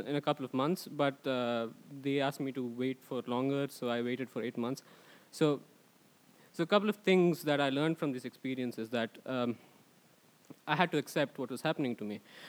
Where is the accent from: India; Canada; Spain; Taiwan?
India; Bangalore, Karnataka; moved away as an adult; now in Sweden; I come from India, and I've been here for the better part of 8 years.